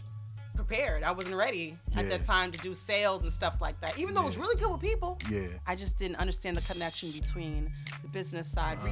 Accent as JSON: {"language": "English", "town": "New York City", "region": "New York", "country": "United States", "tie": "born or raised there", "also_born_or_lived": "Bronx", "said": "I was actually nurtured all in Queens all of my life"}